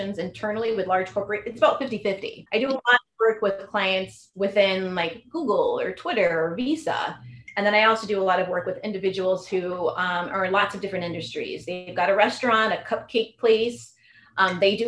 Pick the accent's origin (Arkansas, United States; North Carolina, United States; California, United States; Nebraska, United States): California, United States; Silicon Valley; I'm from Silicon Valley